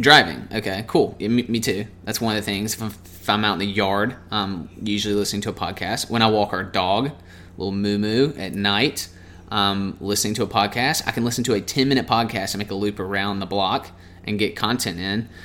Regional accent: Mobile, Alabama, United States; we're from Mobile, Alabama

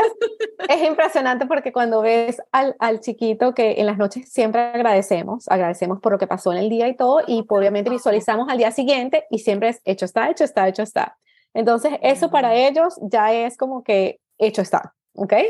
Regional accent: Venezuela; moved away as an adult; now in Canada; vivo en Canadá, soy venezolana, vivo aquí desde hace 13 eh, años

